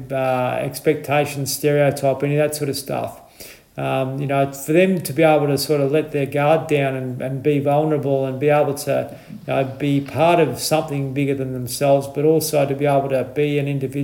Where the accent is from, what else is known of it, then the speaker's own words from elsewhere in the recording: Horsham, Victoria, Australia; moved away; I'm from Horsham, so not far from you